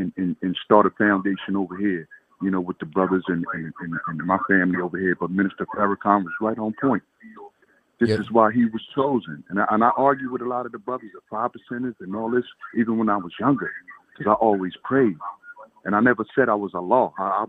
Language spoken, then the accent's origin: English; Plainfield, New Jersey, United States; I'm from Plainfield, man.